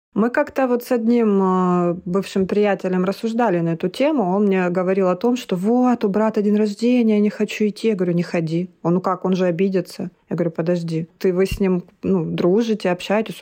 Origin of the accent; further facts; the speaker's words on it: Maykop, Adygea, Russia; moved away as an adult; also born or lived in Krasnodar; родилась я в городе Майкопе, Тогда это еще был Краснодарский край, Республика Адыгея